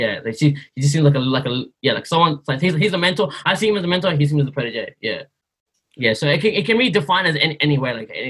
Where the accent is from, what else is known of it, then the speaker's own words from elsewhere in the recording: Myanmar; I'm from Burma. Where's that? People don't know where we're from, bro. Like, oh, it's in Southeast Asia.